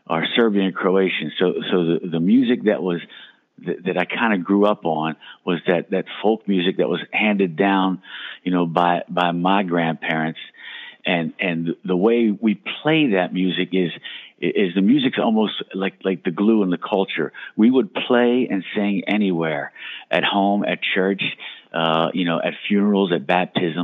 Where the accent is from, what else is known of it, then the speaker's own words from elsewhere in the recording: Steelton, Pennsylvania, United States; Back in my hometown, Steelton